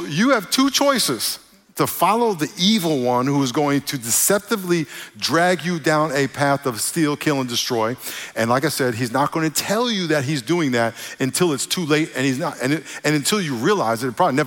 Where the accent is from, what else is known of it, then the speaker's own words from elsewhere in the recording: New York, United States; moved away; When I grew up in New York, where I grew up around a lot of Puerto Ricans who talk differently.